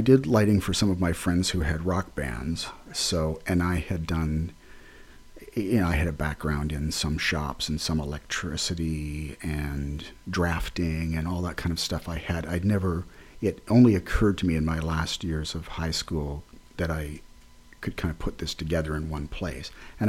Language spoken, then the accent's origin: English; Ontario, Canada; growing up near Detroit, but on the Canadian side, I went to a number of things in Detroit growing up.